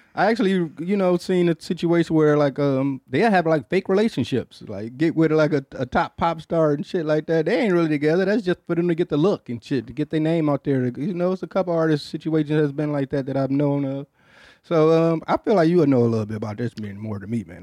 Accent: Detroit, Michigan, United States; I'm from Detroit

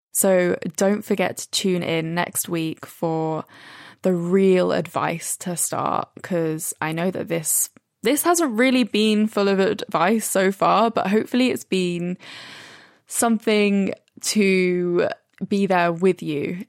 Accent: Brighton, South East England, United Kingdom; now in London, United Kingdom; I'm in Brighton. Finally, away from London after being in the same four walls for the last five months

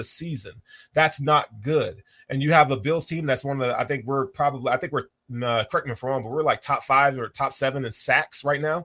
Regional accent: Tennessee, United States; Tennessee, my home state

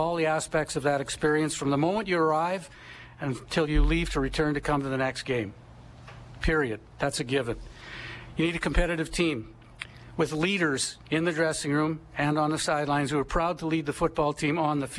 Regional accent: Edmonton, Alberta, Canada; I was born and raised in Edmonton

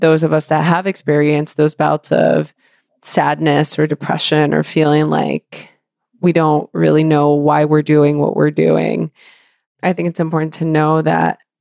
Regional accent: Los Angeles, California, United States; I grew up in East

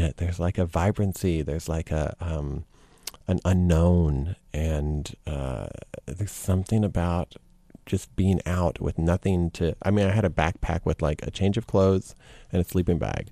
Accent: Lubbock, Texas, United States; growing up in Texas.

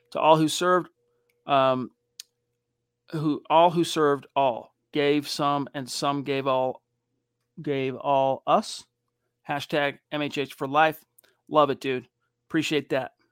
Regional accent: Philadelphia, Pennsylvania, United States; We are going to beat my hometown Philly Eagles this weekend.

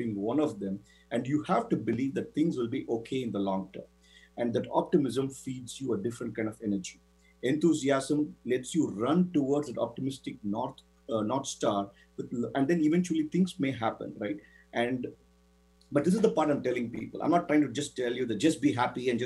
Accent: Chennai, Tamil Nadu, India; moved away as an adult; also born or lived in Florida, United States; now in United States; Chennai, my hometown in India

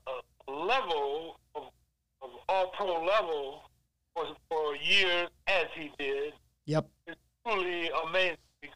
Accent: Sandusky, Ohio, United States; growing up in Sandusky

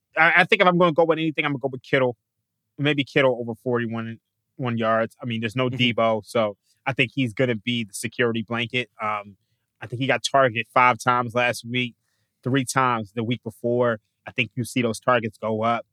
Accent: Philadelphia, Pennsylvania, United States; moved away as an adult; now in Las Vegas, United States; I've been born and raised in Philadelphia

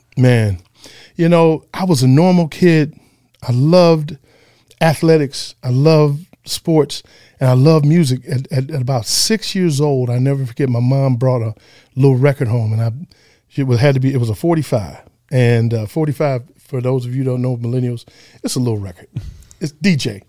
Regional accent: Detroit, Michigan, United States; also born or lived in San Antonio, Texas; I was born in Texas, but I was built in Detroit.

